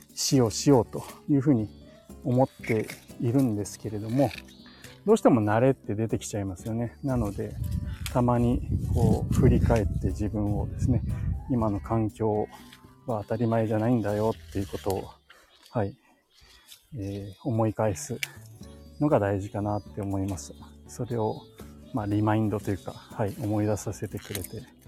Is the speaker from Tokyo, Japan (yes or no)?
yes; Tokyo, Japan; moved away as an adult; also born or lived in Saitama Prefecture; now in Nagano Prefecture, Japan; 僕の実家があるところなんですけども、あの、東京都内、都内ですね、23区内に住んでたんで